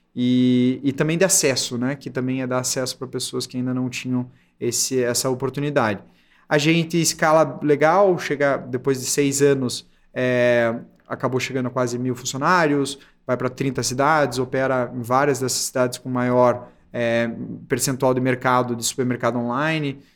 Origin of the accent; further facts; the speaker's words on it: Curitiba, Paraná, Brazil; sou de Curitiba